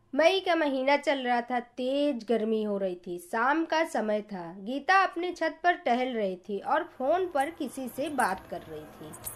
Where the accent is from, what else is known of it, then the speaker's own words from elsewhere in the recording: Karwi, Uttar Pradesh, India; उत्तर प्रदेश के करबी जिला चित्रकूट की रहने वाली हूँ